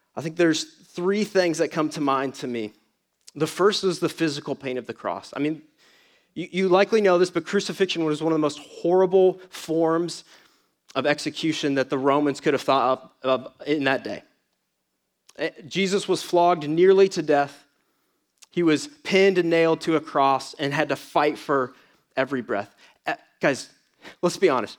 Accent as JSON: {"language": "English", "town": "Atlanta", "region": "Georgia", "country": "United States", "moved": "yes", "said": "I come from Atlanta"}